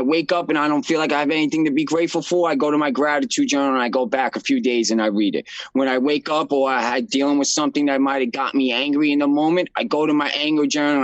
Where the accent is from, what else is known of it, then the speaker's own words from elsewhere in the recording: New York City, New York, United States; I'm from Brooklyn, New York